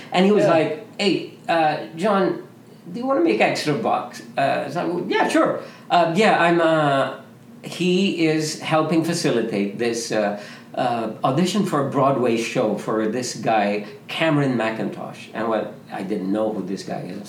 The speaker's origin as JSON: {"language": "English", "country": "Philippines", "moved": "as an adult", "said": "me with other Filipino men, Junix, Robert, uh, Michael Williams, all those guys, we came from the Philippines"}